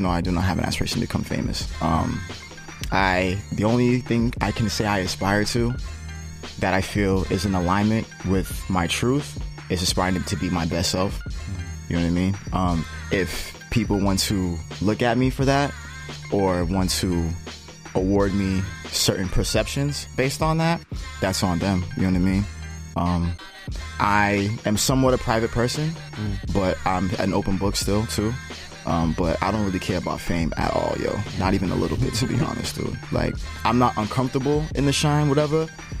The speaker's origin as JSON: {"language": "English", "town": "Lynn", "region": "Massachusetts", "country": "United States", "tie": "born or raised there", "also_born_or_lived": "Mattapan", "said": "My foundation, my hometown is in Lynn, you know what I'm saying? And Lynn has its own feel, its own vibe."}